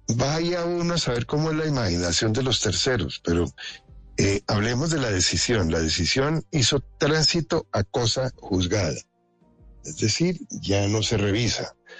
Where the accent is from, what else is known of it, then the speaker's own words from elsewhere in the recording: Colombia; como colombianos